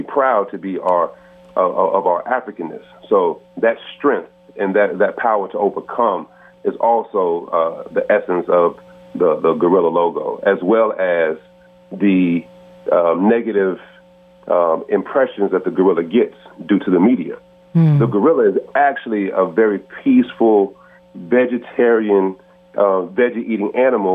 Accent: Charlotte, North Carolina, United States; I'm actually born here in Charlotte, North Carolina

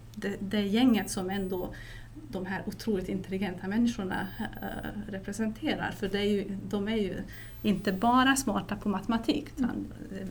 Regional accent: Transylvania, Romania; now in Sweden; Transylvanien som jag kommer ifrån

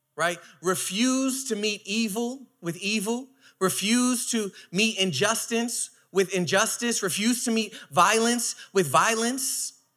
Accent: New York City, New York, United States; I am from Brooklyn

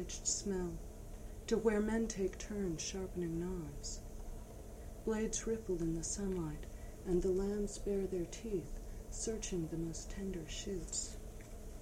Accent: New York, United States; moved away as an adult; now in Houston, United States; this is my old neighborhood. I'm a New Yorker, and my old apartment is around the corner

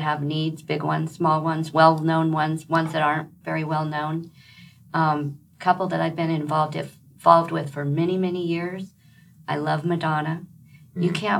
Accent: Milford, Nebraska, United States; now in Lincoln, United States; I grew up in Milford, which is a town just 25 miles west of Lincoln.

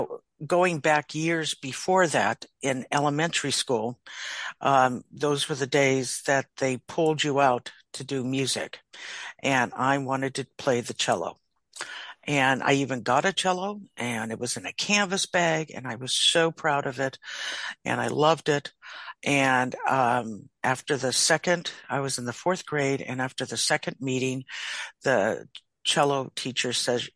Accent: Orinda, California, United States; I am from the San Francisco Bay Area. I grew up in a town called Arinda, which is in the East Bay

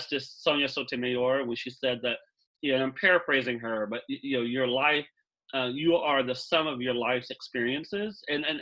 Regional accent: Wichita Falls, Texas, United States; I born and raised in Wichita Falls

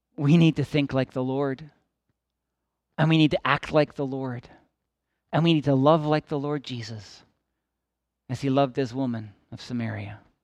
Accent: Midland, Ontario, Canada; I grew up in Midland, Ontario, in the southern end of Georgian Bay as a child

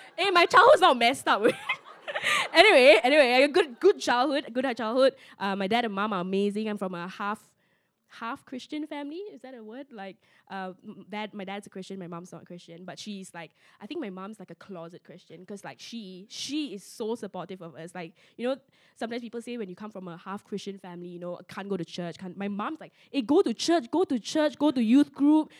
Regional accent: George Town, Penang, Malaysia; I was growing up in Penang

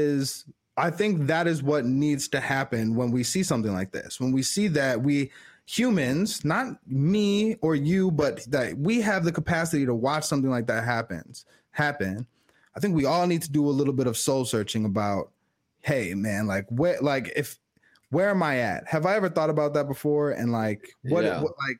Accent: Chicago, Illinois, United States; I'm from Chicago.

